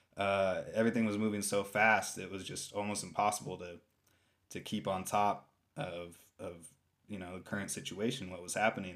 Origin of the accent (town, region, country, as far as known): San Francisco, California, United States; born or raised there; moved away as an adult; also born or lived in Ashland, Oregon; now in Rogue Valley, United States